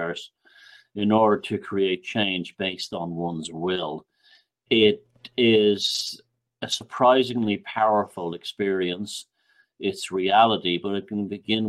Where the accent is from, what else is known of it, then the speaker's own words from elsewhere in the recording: Ireland; moved away; also born or lived in New York; I'm from Ireland